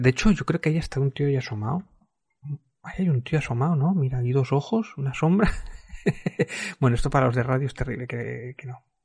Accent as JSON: {"language": "Spanish", "country": "Spain"}